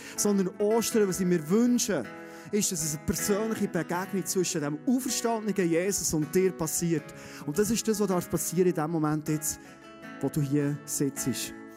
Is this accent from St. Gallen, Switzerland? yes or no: no; Bernese Oberland, Switzerland; Kennen wir als Berner Oberländer, oder? Wir haben fast nie Nebel